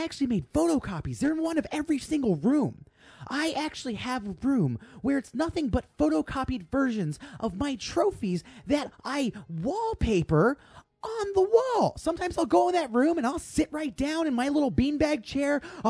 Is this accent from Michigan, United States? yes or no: no; Portland, Maine, United States; now in Portland, United States; I am from Portland, actually. I was born in Portland, Maine. And I'm tired of being from Portland. So I'm going to move to a different Portland. That Portland was Portland, Oregon.